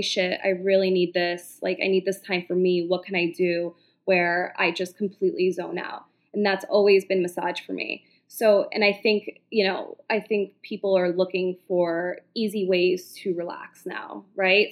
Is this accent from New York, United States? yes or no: yes; New York City, New York, United States; as a New Yorker, I've grown up here